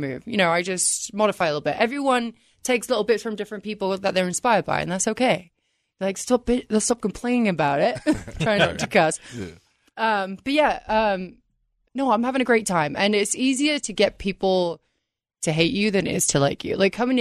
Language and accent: English; England, United Kingdom; now in United States; I'm from England, and I pronounce it a little bit differently